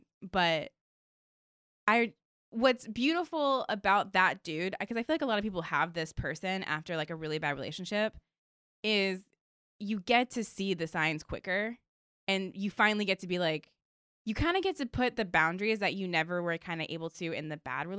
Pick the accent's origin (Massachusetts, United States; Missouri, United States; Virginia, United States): Virginia, United States; because I'm from Virginia, so I took the Mega Bus for like 8 years back and forth